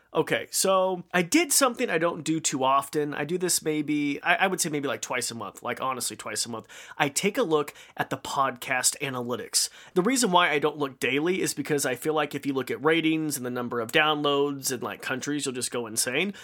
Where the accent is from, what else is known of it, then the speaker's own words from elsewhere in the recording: Idaho, United States; I'm from Idaho